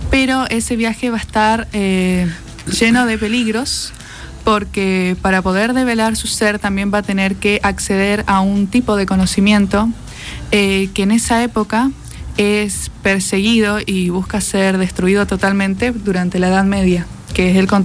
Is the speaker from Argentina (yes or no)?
yes; Barranqueras, Chaco, Argentina; yo pasé mi niñez en Barranqueras